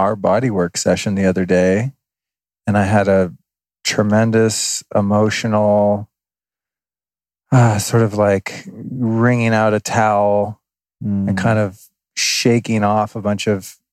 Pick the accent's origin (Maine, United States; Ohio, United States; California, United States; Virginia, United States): California, United States; moved away as an adult; also born or lived in Denver, Colorado; now in Austin, United States; I feel like I'm from California. I mean, I was born in Denver, but I've lived there, you know, for the most part since I was a kid